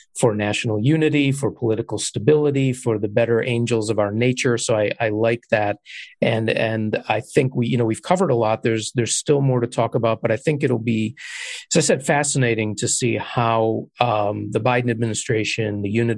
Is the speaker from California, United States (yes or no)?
no; Illinois, United States; I'm a native Illinoisan